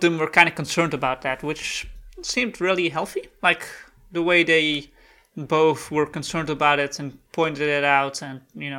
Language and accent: English; California, United States; I'm from California.